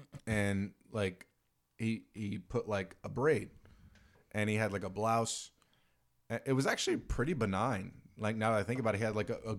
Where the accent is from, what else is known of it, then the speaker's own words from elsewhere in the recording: Virginia, United States; moved away; I grew up in Virginia